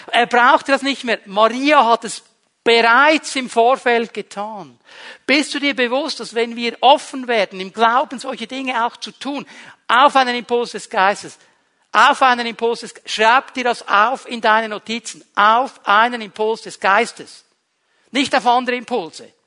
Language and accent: German; Switzerland; Darf ich ein bisschen appellieren an unsere, soll ich dem jetzt sagen, Sicherheitsbedürftigkeit als Schweizer?